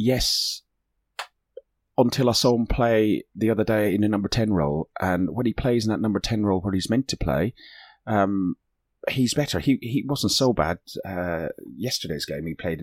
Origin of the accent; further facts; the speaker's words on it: Ireland; I'm Irish.